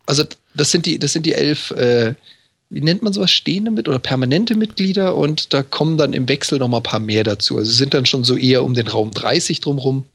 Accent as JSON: {"language": "German", "town": "Freiburg im Breisgau", "region": "Baden-Württemberg", "country": "Germany", "tie": "born or raised there", "moved": "as an adult", "lives_now": "Hamburg, Germany", "said": "Ich, ich komme ja gebürtig aus Freiburg im Breisgau"}